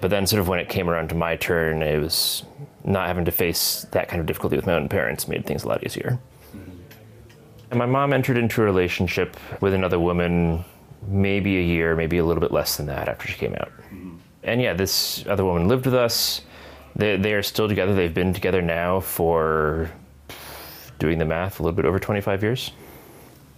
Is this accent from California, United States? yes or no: no; northwest Connecticut, United States; I grew up in Connecticut, in sort of the northwest corner